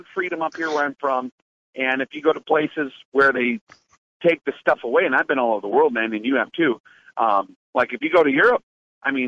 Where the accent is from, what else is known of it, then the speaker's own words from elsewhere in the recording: North Dakota, United States; also born or lived in Montana; I'm from the Dakotas, and I lived in Montana for a number of years as well